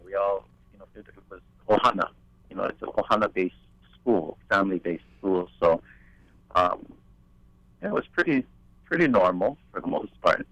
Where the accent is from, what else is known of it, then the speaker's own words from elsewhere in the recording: Hawaii, United States; growing up in Hawaii